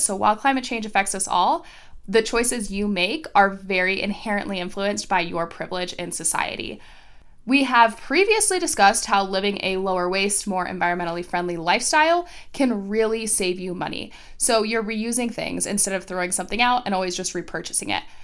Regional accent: Florida, United States; my home state of Florida

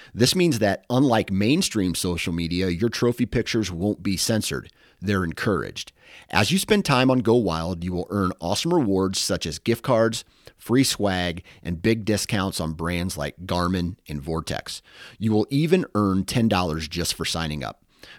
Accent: Iowa, United States; And I always thought which one, if I didn't have this no accent, because I'm from Iowa, no accent, I don't think I do anyway

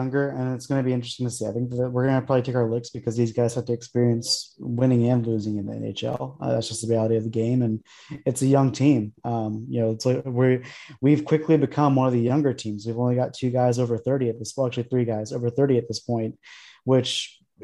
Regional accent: Arizona, United States; I'm from Arizona

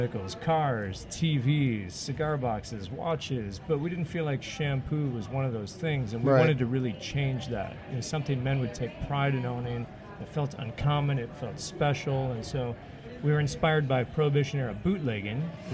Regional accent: Detroit, Michigan, United States; I'm from Detroit, where they do Running with the Bullets

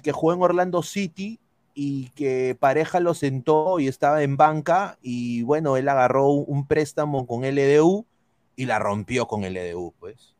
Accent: Peru; moved away; como peruano, como eh, eh, periodista en el extranjero

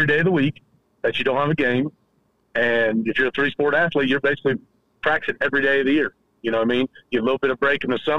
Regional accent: Marion, Indiana, United States; I grew up in Marion.

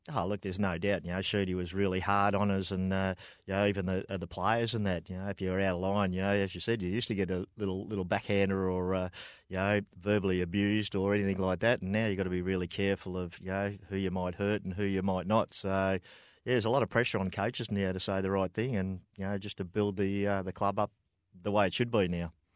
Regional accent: Broadford, Victoria, Australia; born and bred in Broadford.

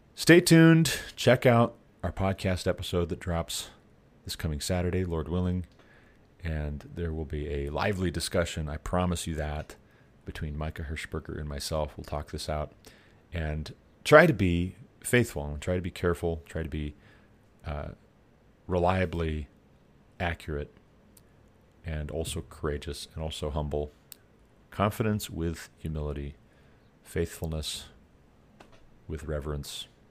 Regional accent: Glendive, Montana, United States; moved away as an adult; also born or lived in Sidney, Montana; we moved to Sydney, Montana, from Glendive, Montana, my hometown

